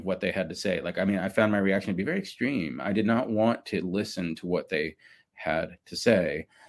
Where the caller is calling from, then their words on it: Austin, Texas, United States; Yeah, I'm calling in from Austin, Texas, and the pandemic situation in Austin is, you know, people are pretty relaxed these days.